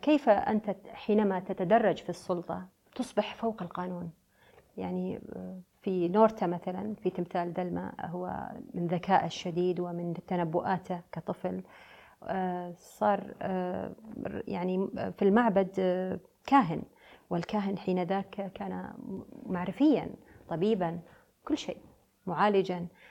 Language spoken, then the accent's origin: Arabic; United Arab Emirates; also born or lived in Beirut, Lebanon; أنا بنت الخليج